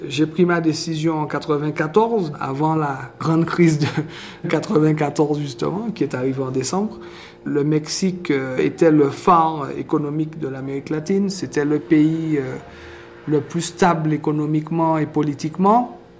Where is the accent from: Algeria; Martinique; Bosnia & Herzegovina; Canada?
Martinique; accent: Martinique; now in Mexico; je n'ai toujours pas perdu mon accent de la Martinique